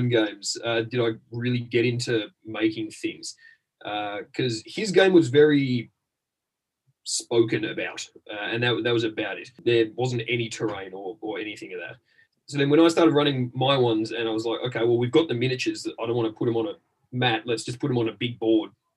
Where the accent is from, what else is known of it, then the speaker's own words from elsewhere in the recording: Australia; moved away as an adult; now in London, United Kingdom; I'm from Australia, but I live in the United Kingdom.